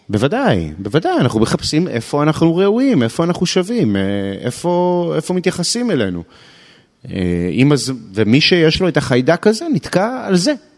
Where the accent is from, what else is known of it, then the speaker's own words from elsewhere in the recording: Israel; אנחנו כישראלים